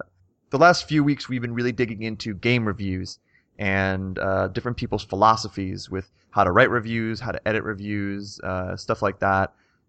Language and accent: English; Pittsburgh, Pennsylvania, United States; I was still working back in Pennsylvania where I grew up around the Pittsburgh area.